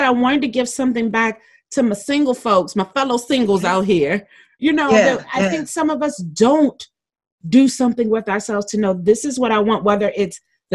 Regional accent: Maryland, United States; I grew up in Maryland

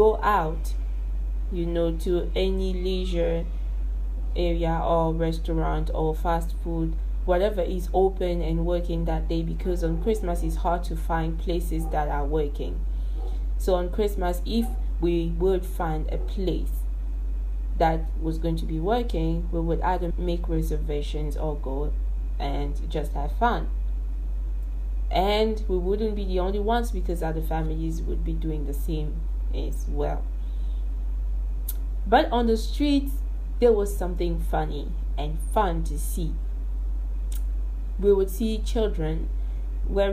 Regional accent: Kinshasa, DR Congo; I'm born and raised in Kinshasa

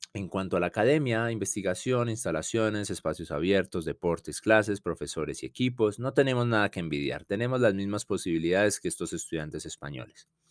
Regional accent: Colombia; also born or lived in Bogotá / Madrid

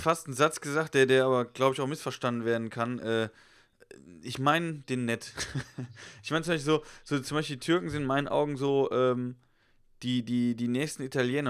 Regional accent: Germany; klar, bin ich Deutscher

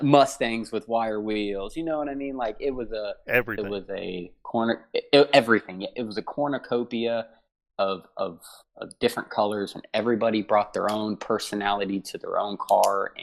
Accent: Huber Heights, Ohio, United States; I grew up in Huber Heights, Ohio

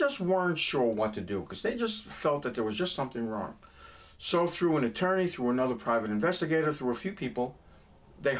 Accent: New York City, New York, United States; accent: New York; moved away; also born or lived in Brooklyn, New York; I was born in a little town called Brooklyn, and I grew up in Queens County, Forest Hills

